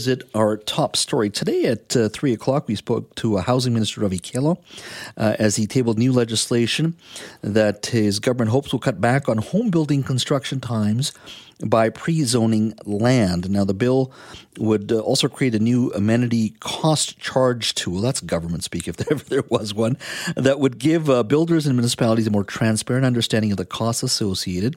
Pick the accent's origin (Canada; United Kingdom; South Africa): Canada; also born or lived in India / China; I'm proudly Canadian